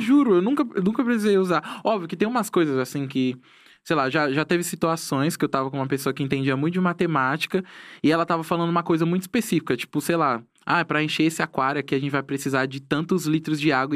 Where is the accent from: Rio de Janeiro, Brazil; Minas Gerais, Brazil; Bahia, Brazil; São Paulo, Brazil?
São Paulo, Brazil; Tanabi; also born or lived in Itapecerica da Serra, Brazil / São Roque, Brazil; now in São Paulo, Brazil; Tanabi, que é a cidade da onde eu, eu, na onde eu cresci